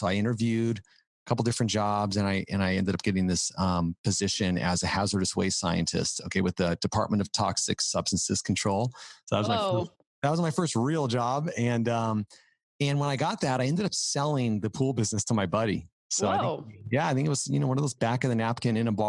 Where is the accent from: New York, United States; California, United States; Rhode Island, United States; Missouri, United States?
California, United States; Fountain Valley; I grew up in Southern California, Fountain Valley, which is in Orange County, a couple miles from the beach